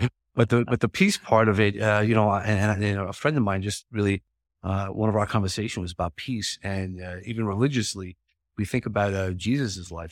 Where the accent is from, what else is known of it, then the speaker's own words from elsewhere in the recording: New York, United States; I am from New York